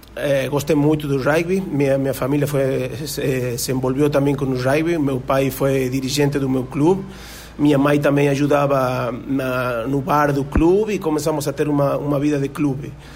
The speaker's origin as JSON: {"language": "Portuguese", "region": "Tucumán", "country": "Argentina", "tie": "born or raised there", "also_born_or_lived": "Portugal / Paraguay", "second_language": "Portuguese", "moved": "as an adult", "lives_now": "Brazil", "said": "Eu comecei a jogar com seis anos no clube Guirapuca, eh, é um clube do interior de, da província de Tucumã, do norte da Argentina"}